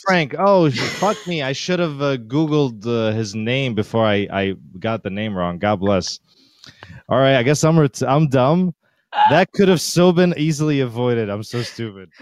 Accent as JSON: {"language": "English", "country": "Syria", "moved": "yes", "lives_now": "New York, United States", "said": "I'm from Syria"}